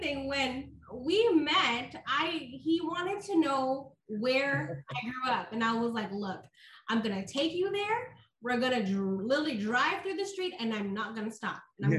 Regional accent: Oakland, California, United States; I was born and raised in Oakland, California. Okay. And I grew up in the street where it was probably the worst street ever.

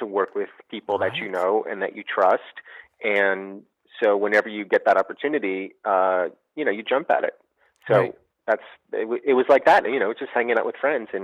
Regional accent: New Jersey, United States; moved away as an adult; I was growing up in New Jersey

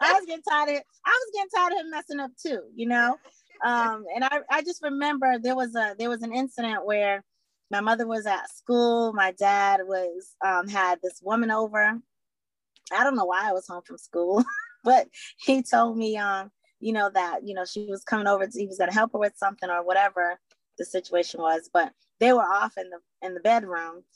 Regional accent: Boston, Massachusetts, United States; I am from Boston, Mass, born and raised here

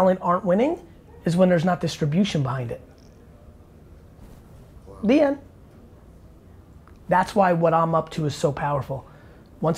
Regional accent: New Jersey, United States; I'm 42 and from Jersey

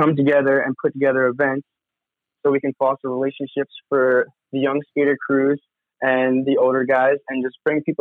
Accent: Montauk, New York, United States; I grew up around Montauk skateboarding, skating at the Montauk skate park

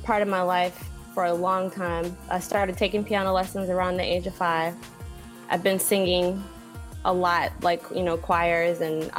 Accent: Minnesota, United States; also born or lived in Cincinnati, Ohio; now in Alabama, United States; Well, I was born in Cincinnati, but I was raised in Minnesota. So I'm a huge Vikings fan. And I currently, my husband and I live in Alabama. So kind of been in the middle, in the north, and now in the south.

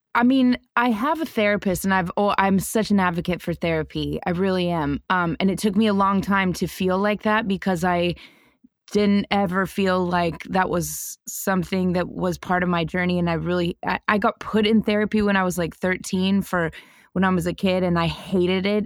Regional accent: Denver, Colorado, United States; I grew up in Denver, Colorado

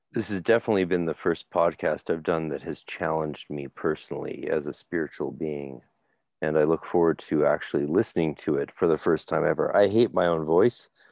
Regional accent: Canada; I'm Canadian

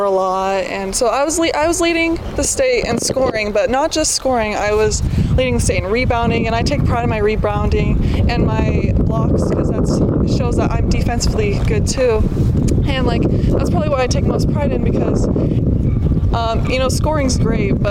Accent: Wyoming, United States; I'm from Wyoming

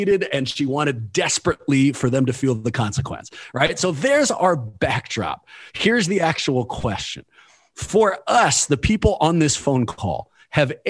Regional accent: Oakland, California, United States; the general setting in Oakland and kind of the lessons I learned going through the Oakland public school system

